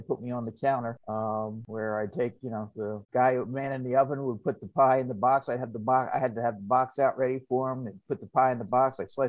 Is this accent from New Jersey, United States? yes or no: yes; Haddon Heights, New Jersey, United States; It was fine. If you look at the map, it's where the happy people live. And yeah, no, I was a middle class town, and you know, had everything that I needed, wanted.